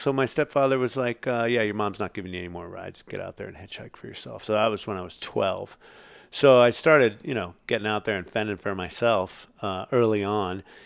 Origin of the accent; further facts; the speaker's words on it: Marin, California, United States; I'm from Marin